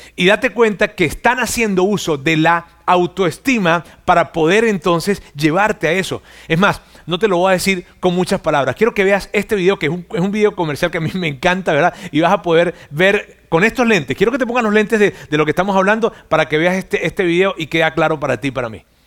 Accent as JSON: {"language": "Spanish", "country": "Mexico", "said": "no tan solo soy mexicano"}